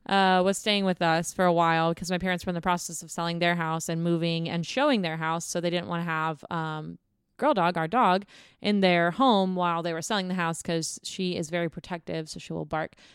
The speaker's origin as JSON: {"language": "English", "town": "Houston", "region": "Texas", "country": "United States", "tie": "born or raised there", "moved": "yes", "said": "I'm from the Houston area"}